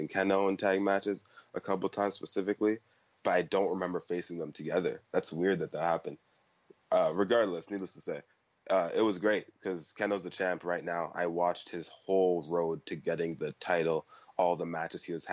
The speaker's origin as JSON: {"language": "English", "country": "Canada", "said": "I'm from Canada."}